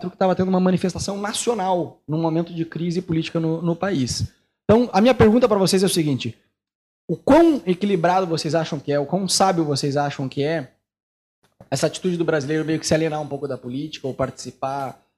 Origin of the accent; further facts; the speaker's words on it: Brazil; now in Buenos Aires, Argentina; aqui em Buenos Aires, que como brasileiro a gente era meio avoado. E agora eu digo era porque a partir de 2013 começou a ter manifestações políticas na rua